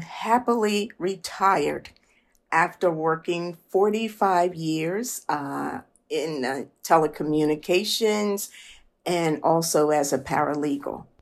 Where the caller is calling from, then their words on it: Philadelphia, Pennsylvania, United States; I'm calling from Philadelphia